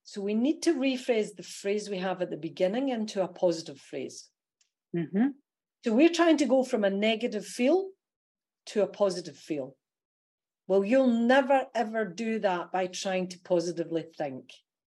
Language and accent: English; Scotland, United Kingdom; accent: Scottish; now in Australia; They may hear that my Aussie accent is really good, but there's a Scottishness comes through.